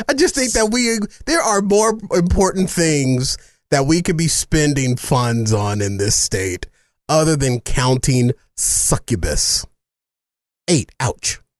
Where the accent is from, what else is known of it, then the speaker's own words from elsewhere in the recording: Arizona, United States; Well, I'm a native of Arizona.